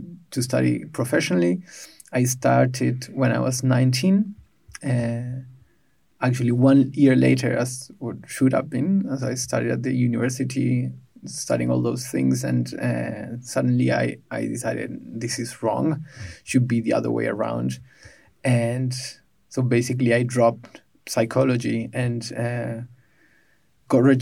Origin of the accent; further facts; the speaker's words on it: Buenos Aires, Argentina; moved away as an adult; now in Berlin, Germany; I was born in Buenos Aires some time ago